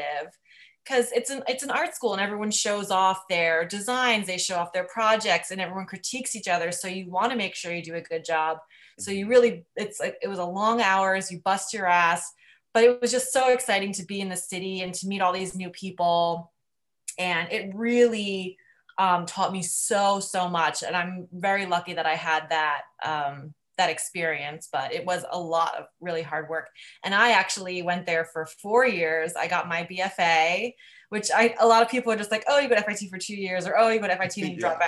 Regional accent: Union, New Jersey, United States; moved away as an adult; now in New York, United States; I grew up in a town called Union, which is maybe 45 minutes outside of the city

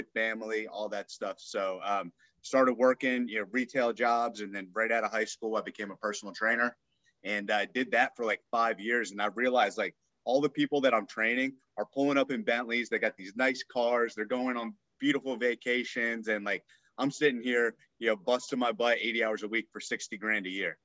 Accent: Northern Virginia, United States; I grew up in Northern Virginia, right outside of, you know, Washington, D.C.

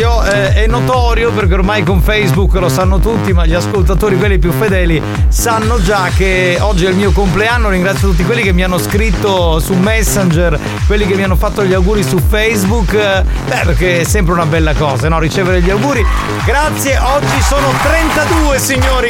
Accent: Sicily, Italy

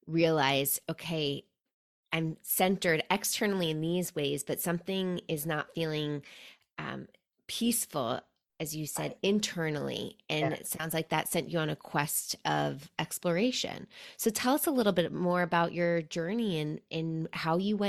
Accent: New York City, New York, United States; now in Seattle, United States; I'm from New York City originally.

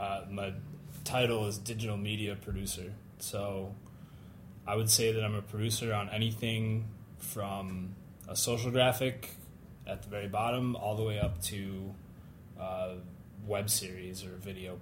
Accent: Pittsfield, Massachusetts, United States; I'm from. Let's see, I'm from Western Mass, so in the Berkshires.

